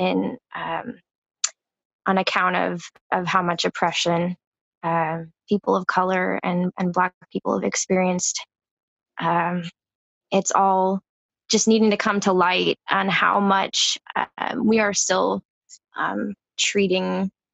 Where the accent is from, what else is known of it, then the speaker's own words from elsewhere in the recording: Washington, United States; I'm from Washington State. I'm just outside of Seattle